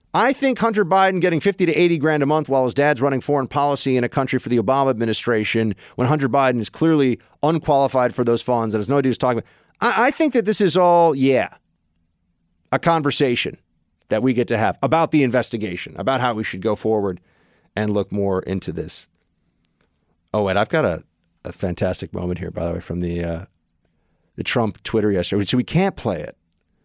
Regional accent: Canada; I got a scratchy voice. I'm from Canada.

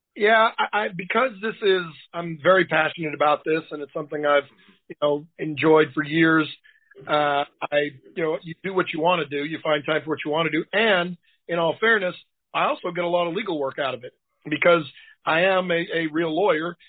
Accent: Boston, Massachusetts, United States; now in Tennessee, United States; I live in Tennessee now, but I'm from Boston.

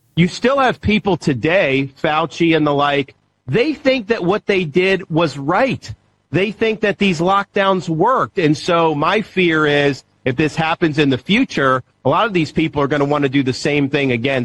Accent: Florida, United States; I was born and raised in Florida

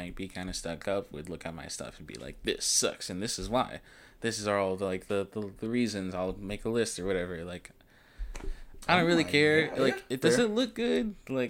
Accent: the South, United States; us growing up in the South, like in a very heavily Christian based family

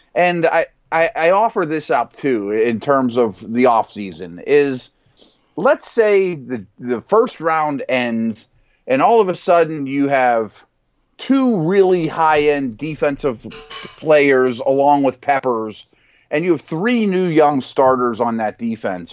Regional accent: Pittsburgh, Pennsylvania, United States; here in Pittsburgh, my hometown.

